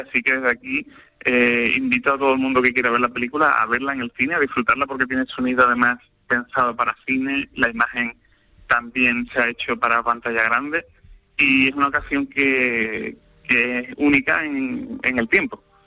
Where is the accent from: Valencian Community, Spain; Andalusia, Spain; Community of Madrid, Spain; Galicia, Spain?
Andalusia, Spain; Sanlúcar de Barrameda; also born or lived in Seville; yo soy de San Sanlúcar de Barrameda